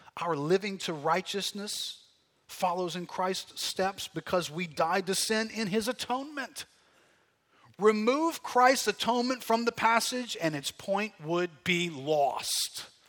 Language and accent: English; United States; our mindset of being Americans